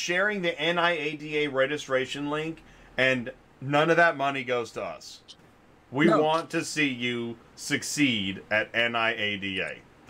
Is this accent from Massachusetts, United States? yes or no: no; Georgia, United States